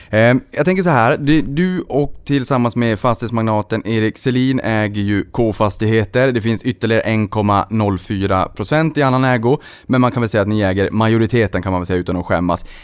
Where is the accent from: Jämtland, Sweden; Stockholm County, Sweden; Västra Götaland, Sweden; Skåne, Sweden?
Skåne, Sweden; Hässleholm; vi har kvar vårt säte i Hässleholm där jag är uppvuxen.